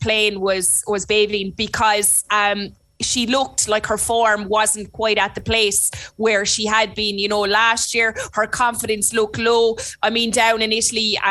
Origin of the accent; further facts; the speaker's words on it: Limerick, Munster, Ireland; accent: Limerick; moved away as an adult; now in Cork, Ireland; I'm living in Cork and my Limerick accent, although I was told the other day my Limerick accent is the thickest they've ever heard